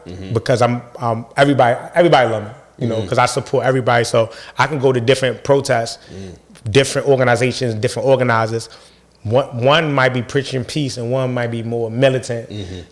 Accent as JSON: {"language": "English", "town": "Baltimore", "region": "Maryland", "country": "United States", "tie": "born or raised there", "said": "growing up in Baltimore, being here all my life"}